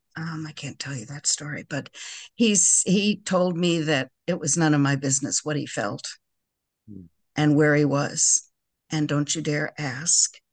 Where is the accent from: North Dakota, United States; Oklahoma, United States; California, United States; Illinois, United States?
Illinois, United States; Park Ridge; now in Crystal Lake, United States; I grew up in Park Ridge